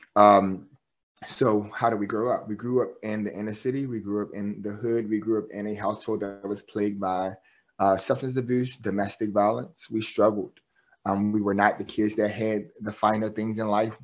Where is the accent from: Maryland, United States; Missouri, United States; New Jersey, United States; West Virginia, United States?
Maryland, United States; Baltimore; I'm from West Baltimore, um, born and raised in West Baltimore.